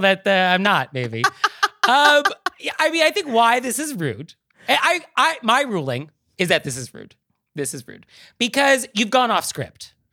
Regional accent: Marin County, California, United States; I am from Marin County

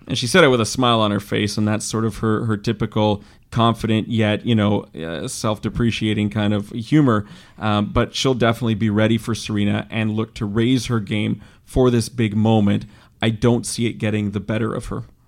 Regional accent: Canada; we're Canadian

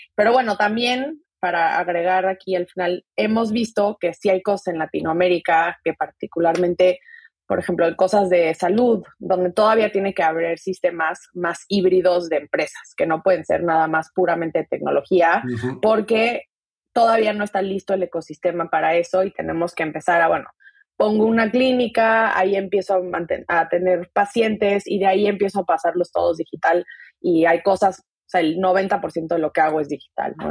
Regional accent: Mexico City, Mexico; moved away as an adult; also born or lived in Silicon Valley, United States; yo nací crecí en la Ciudad de México, me vine a Estados Unidos hace 10 años a hacer la carrera

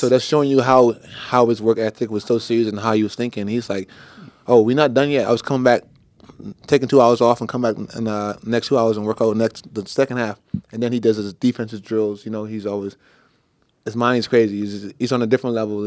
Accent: Bahamas; I'm from the Bahamas. It's all dancehall reggae

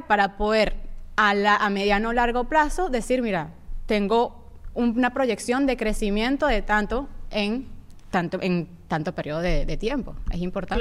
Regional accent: Venezuela; moved away; also born or lived in Panama

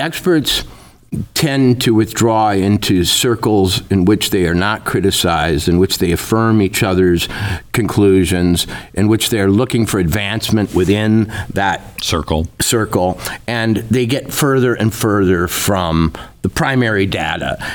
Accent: Minnesota, United States; also born or lived in Princeton / Oxford / New York City; now in Livingston, Montana, United States; I, I grew up in Minnesota

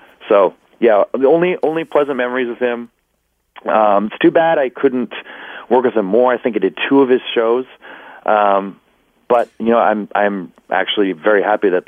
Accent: Canada; I was from up in Canada

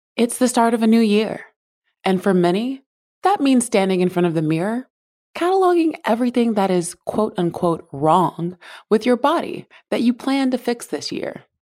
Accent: South Carolina, United States; I grew up in South Carolina

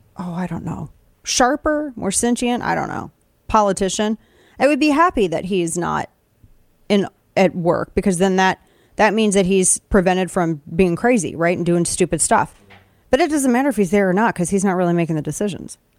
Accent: Southern Missouri, United States; We're both from Southern Missouri.

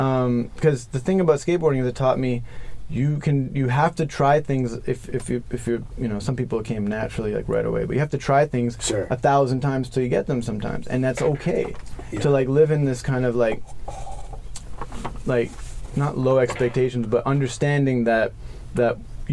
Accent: New York, United States; And keep in mind, I grew up in New York between 91 and 94, so I didn't like know any of this stuff about.

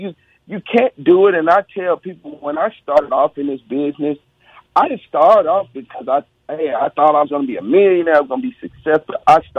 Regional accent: Mississippi, United States; I'm from Mississippi. I probably eat a lot of collard greens with my hand.

